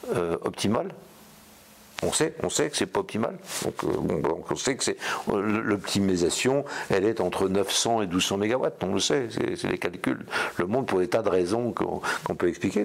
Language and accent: French; Brittany, France; en tant que breton